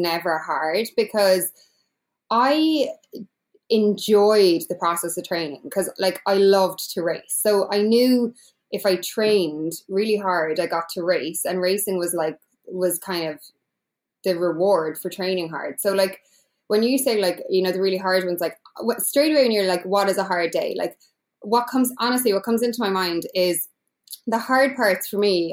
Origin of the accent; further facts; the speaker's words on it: Ireland; I'm from Ireland